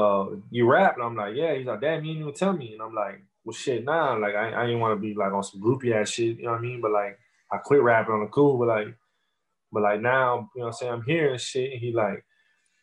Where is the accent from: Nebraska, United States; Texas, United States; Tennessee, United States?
Texas, United States; Corpus Christi; But I'm from Texas, man. I'm born and raised Corpus Christi